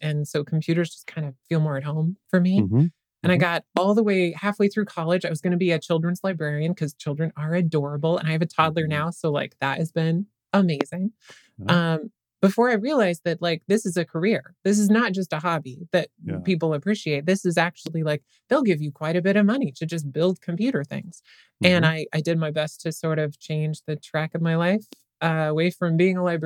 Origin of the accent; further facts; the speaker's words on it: Western Nebraska, United States; I was raised in Western Nebraska